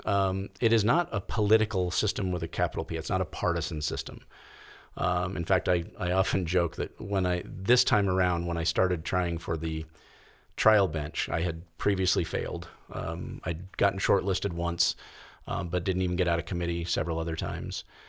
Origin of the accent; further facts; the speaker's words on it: Kansas City, United States; now in Colorado, United States; I grew up in the Kansas City area, um, for the most part